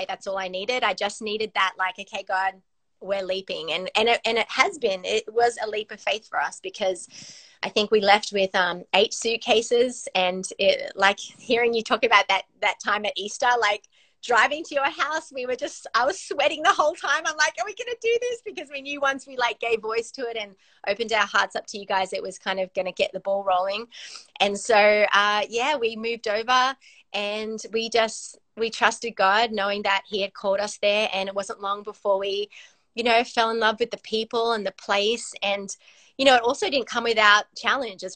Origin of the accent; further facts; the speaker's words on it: Australia; moved away as an adult; now in California, United States; we were, you know, born and raised in Australia.